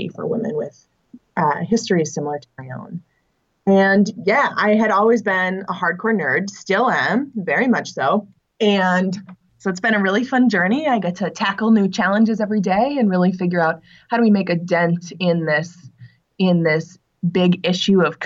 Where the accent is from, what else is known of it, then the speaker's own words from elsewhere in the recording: Minnesota, United States; I'm from Minnesota and I'm 29 years old